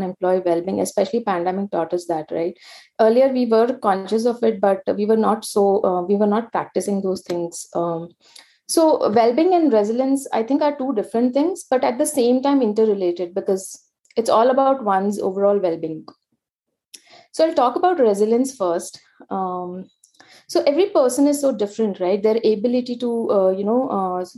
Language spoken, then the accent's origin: English; Mumbai, Maharashtra, India; I was born and brought up in India's commercial and entertainment capital, Mumbai, where I completed my graduation